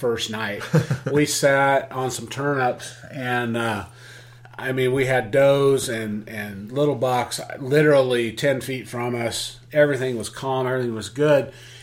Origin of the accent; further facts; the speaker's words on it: Oregon, United States; I'm from Oregon